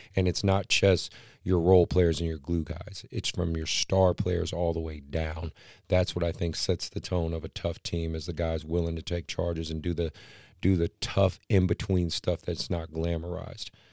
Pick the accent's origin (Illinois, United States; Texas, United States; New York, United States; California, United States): California, United States; Oakland; now in Sacramento, United States; Oakland, my hometown